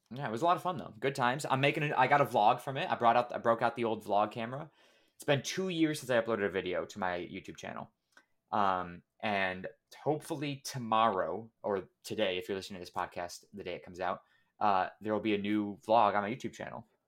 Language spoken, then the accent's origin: English; United States; we're all American